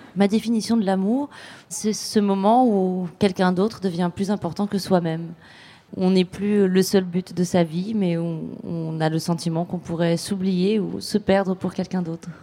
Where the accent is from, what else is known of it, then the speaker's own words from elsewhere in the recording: Rabat, Rabat-Salé-Kénitra, Morocco; J'ai grandi euh, à Rabat